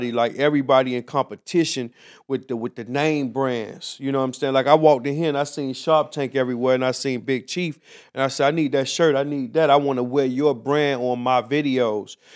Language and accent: English; Miami, Florida, United States; Miami, Florida.